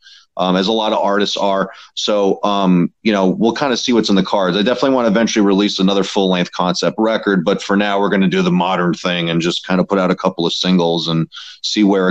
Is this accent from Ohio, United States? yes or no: no; New York City, New York, United States; I'm from Queens, and that was kind of like our hometown spot